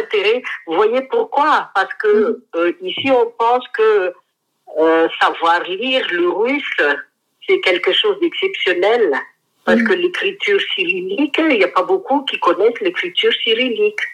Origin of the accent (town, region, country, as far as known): Madagascar